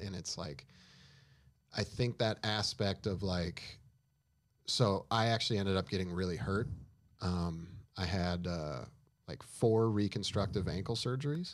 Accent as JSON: {"language": "English", "town": "Duluth", "region": "Minnesota", "country": "United States", "tie": "born or raised there", "moved": "yes", "lives_now": "Los Angeles, United States", "said": "I'm from Duluth, Minnesota. like the frozen tundra, the coldest city in America. Um, odd place to grow up skateboarding"}